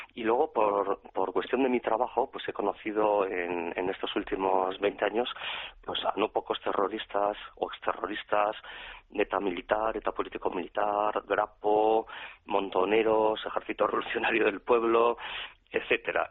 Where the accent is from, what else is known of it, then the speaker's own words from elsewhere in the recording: Pamplona, Navarre, Spain; yo soy navarro, acabo de cumplir 50 años y prácticamente desde que tengo uso de razón, pues la realidad del terrorismo en mi Pamplona querida